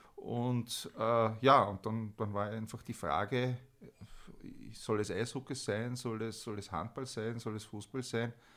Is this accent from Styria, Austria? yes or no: no; Vienna, Austria; moved away as an adult; now in Stockerau, Austria; Ich komme eigentlich aus Wien, äh, bin im, im Nobelbezirk, im zweiten Bezirk in der äh, Leopoldstadt aufgewachsen